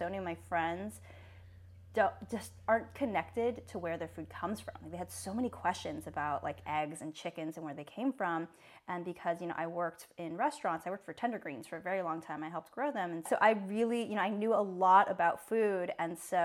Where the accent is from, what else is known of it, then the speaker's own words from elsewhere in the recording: Dana Point, California, United States; moved away; I grew up in Orange County and like Dana Point area